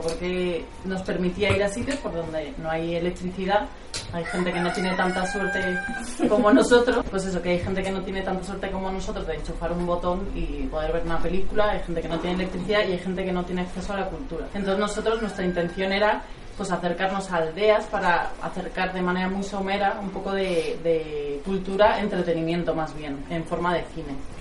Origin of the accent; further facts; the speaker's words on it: Castellón de la Plana, Valencian Community, Spain; moved away as an adult; now in Madrid, Spain; yo soy de Castellón